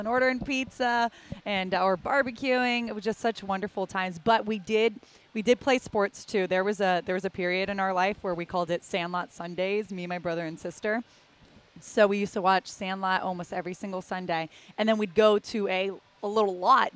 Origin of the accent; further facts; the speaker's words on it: Palmetto Bay, Florida, United States; also born or lived in Syracuse, New York; growing up in South Miami in Palmetto Bay, Florida